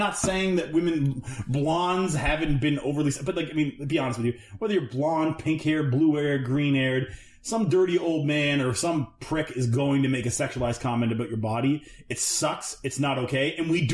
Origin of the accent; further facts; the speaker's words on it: Canada; we're Canadian